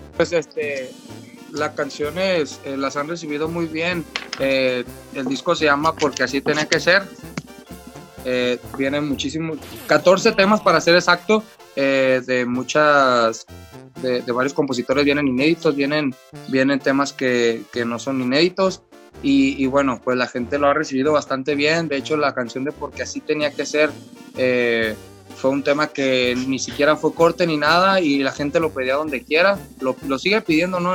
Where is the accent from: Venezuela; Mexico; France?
Mexico; Jalisco; me toca ser de acá de Jalisco